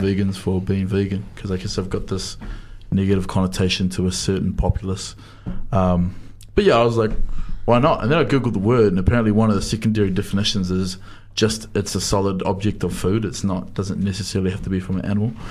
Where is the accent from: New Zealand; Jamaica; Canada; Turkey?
New Zealand; Dunedin, Otago; I went to a, a real Pākehā school in St Leonard's, about fifty people